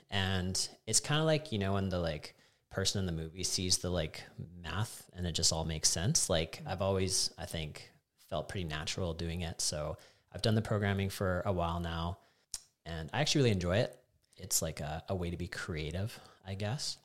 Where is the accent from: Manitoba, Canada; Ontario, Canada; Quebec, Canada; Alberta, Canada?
Alberta, Canada; Calgary; also born or lived in Canmore; I was born in Calgary, and I lived there until grade nine, and then I was lucky enough to get to move to Canmore